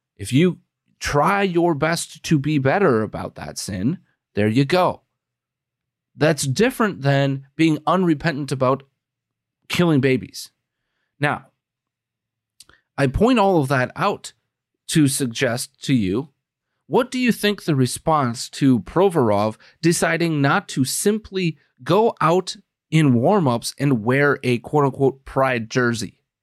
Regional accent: Wisconsin, United States; I'm from Wisconsin. We we say schnapps and brandy like it's uh, baby formula

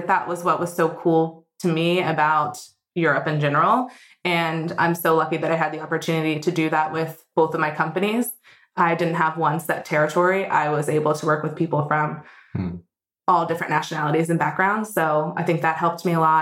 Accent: United States; moved away as an adult; also born or lived in London; now in Berlin, Germany; I'm an American expat. I've been in Berlin for 4 years in January.

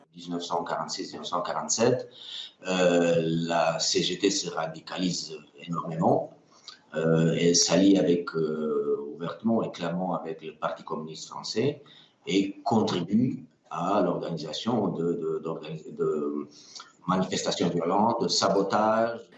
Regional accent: France; en tant que Français

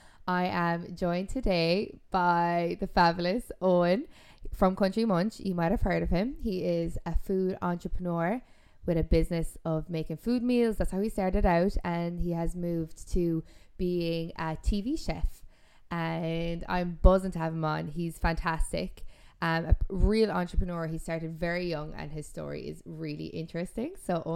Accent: near Pallaskenry, Limerick, Munster, Ireland; born or raised there

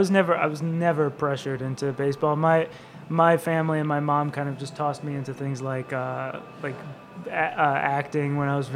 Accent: Michigan, United States; now in New York City, United States; So I'm originally from Michigan.

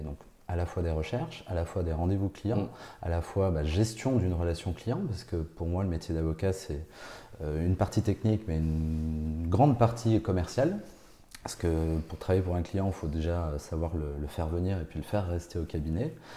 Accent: Bordeaux, Nouvelle-Aquitaine, France; moved away as an adult; now in Nancy, France; repartir dans ma région natale et de repartir à Bordeaux

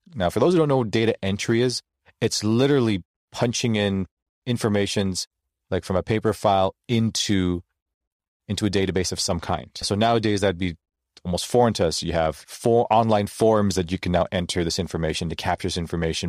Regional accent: Toronto, Ontario, Canada; I was born and raised in Toronto, Ontario, Canada.

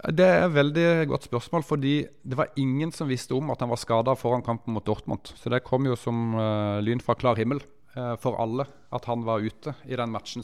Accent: Mandal, Agder, Norway; moved away; Mandalskameratene, det er jo der jeg er fra

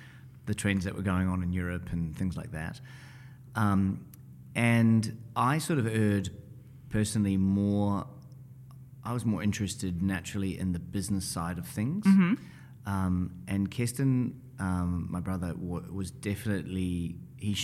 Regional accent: New Zealand; we grew up in New Zealand, so she would go to Smith & Coe, which was our kind of premium department store

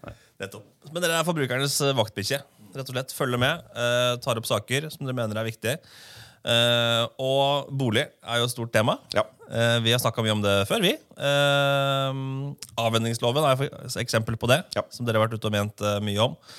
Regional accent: Åsgårdstrand, Vestfold og Telemark, Norway; Jeg er fra Åsgårdstrand utafor Tønsberg.

